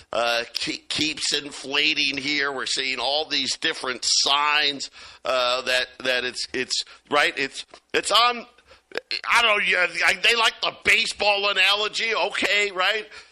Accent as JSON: {"language": "English", "town": "Jamesville", "region": "New York", "country": "United States", "tie": "born or raised there", "said": "when I was growing up in Syracuse, well, we lived in a suburb, Jamesville, New York"}